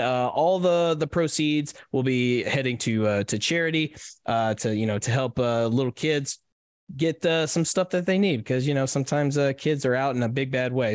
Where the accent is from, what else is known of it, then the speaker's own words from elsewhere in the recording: Nashville, Tennessee, United States; my my hometown